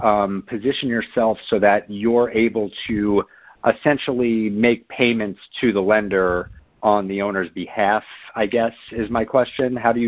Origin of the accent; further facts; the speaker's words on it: Hoboken, New Jersey, United States; I'm from Hoboken, New Jersey.